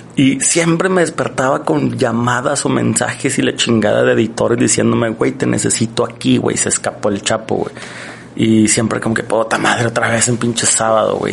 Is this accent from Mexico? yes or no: yes; Mexico; nosotros como mexicanos